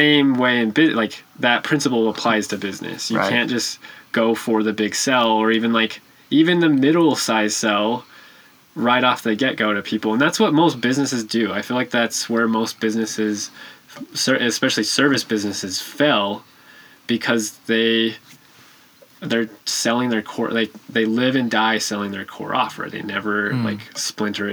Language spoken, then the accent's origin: English; Utah, United States; moved away as an adult; also born or lived in Arizona; Moved back to my home state, Utah.